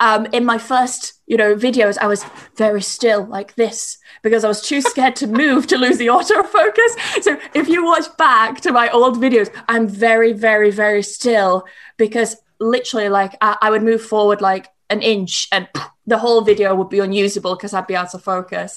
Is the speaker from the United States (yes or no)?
no; York / East Yorkshire, Yorkshire and the Humber, United Kingdom; accent: Yorkshire; moved away as an adult; also born or lived in Spain / Worthing / Brighton; now in Bristol, United Kingdom; I was born in York. I grew up in York until I was about eight. And then, um, we moved to this small town. And, uh, I was there until I was about nineteen